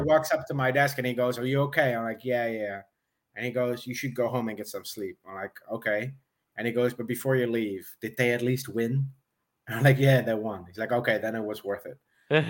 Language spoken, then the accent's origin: English; Netherlands; I'm from the Netherlands